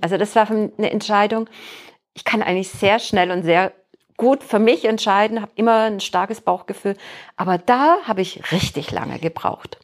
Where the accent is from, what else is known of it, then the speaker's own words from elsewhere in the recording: Heilbronn, Baden-Württemberg, Germany; moved away as an adult; now in Bielefeld, Germany; in meiner Heimatstadt in Heilbronn